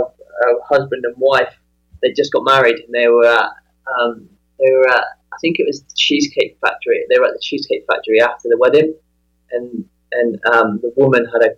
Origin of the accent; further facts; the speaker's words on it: England, United Kingdom; moved away as an adult; also born or lived in Las Vegas; Growing up in England, I spent 28 years there